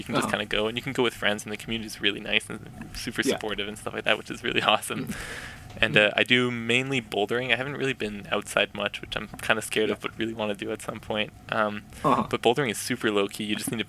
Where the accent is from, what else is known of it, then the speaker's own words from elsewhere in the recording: Yukon, Canada; Definitely. I think my, growing up definitely had shaped that for sure.